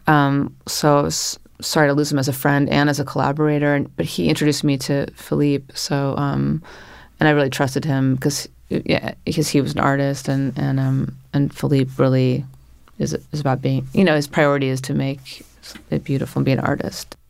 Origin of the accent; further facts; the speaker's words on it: Northern California, United States; also born or lived in Paris; now in New York, United States; I grew up in Northern California